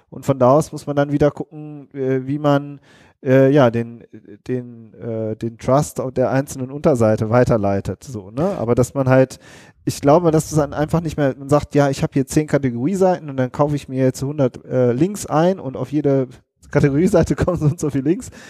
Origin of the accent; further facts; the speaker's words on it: Rhineland, Germany; genau, wir kommen aus dem Rheinland. So ist das.